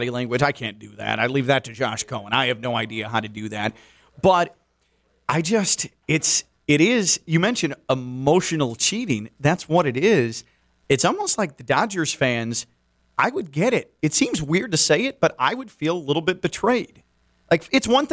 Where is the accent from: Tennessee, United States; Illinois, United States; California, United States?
Illinois, United States; Chicago; now in Miami, United States; This wasn't home for me. I'm from Chicago. Now this is home. Chicago's not home and hasn't been for quite some time